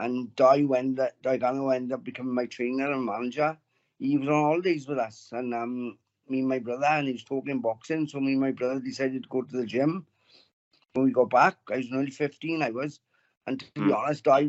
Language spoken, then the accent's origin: English; Wales, United Kingdom; We got more world champions where I'm from than anywhere in the world